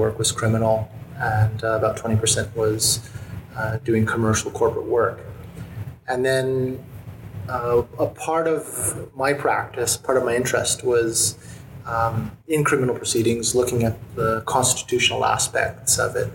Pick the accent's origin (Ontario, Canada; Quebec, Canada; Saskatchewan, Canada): Quebec, Canada; Montreal; moved away as an adult; now in Hong Kong; I was born and raised in Montreal